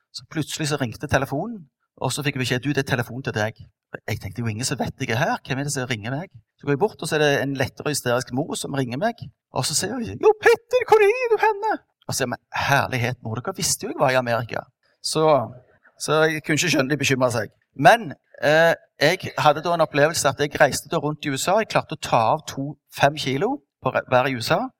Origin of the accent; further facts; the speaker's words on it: Stavanger, Rogaland, Norway; vant med fra oppveksten på Madla